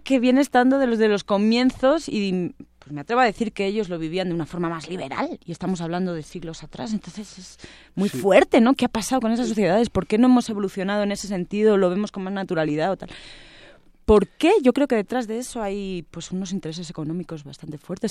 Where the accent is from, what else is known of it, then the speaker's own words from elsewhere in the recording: Spain; moved away as an adult; now in Mexico; Vicente y yo somos españoles